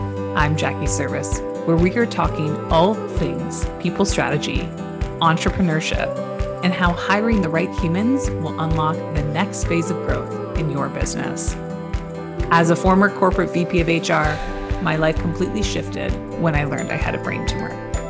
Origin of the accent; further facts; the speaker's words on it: Canada; I would say A as a Canadian and y'all in the same sentence.